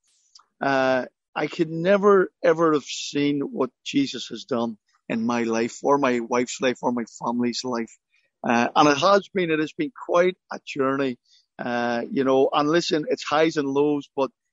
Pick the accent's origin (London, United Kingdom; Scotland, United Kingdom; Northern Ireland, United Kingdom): Northern Ireland, United Kingdom; Belfast; I grew up in Belfast